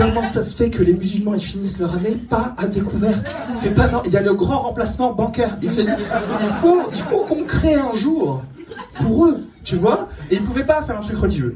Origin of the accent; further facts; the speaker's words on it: Kabylie, Algeria; je suis d'origine pauvre, puisque je suis né en Algérie